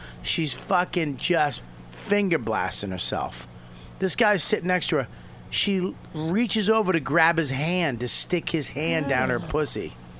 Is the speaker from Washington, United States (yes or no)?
no; Boston, Massachusetts, United States; I'm from Boston.